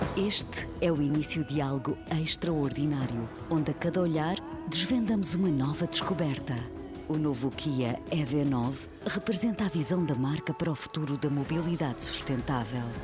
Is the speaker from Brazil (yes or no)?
no; Porto, Norte, Portugal; nasci no Porto em 1976